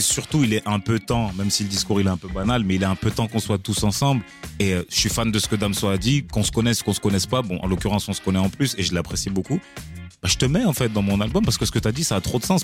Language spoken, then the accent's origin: French; Marseille, Provence-Alpes-Côte d'Azur, France; je suis Marseillais de pure souche